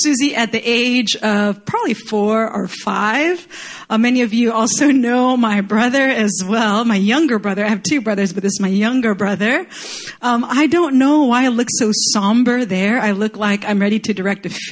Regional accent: Chile; moved away; I grew up in Chile

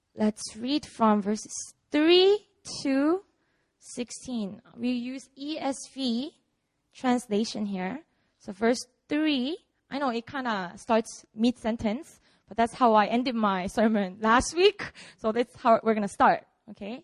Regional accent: Busan, South Korea; now in Seoul, South Korea; I was born and raised in Busan. This is my city, my hometown.

